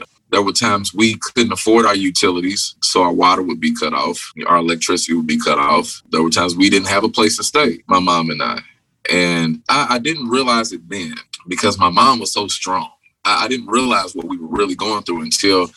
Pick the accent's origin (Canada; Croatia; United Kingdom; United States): United States; Louisville, Kentucky; I'm from the West End of Louisville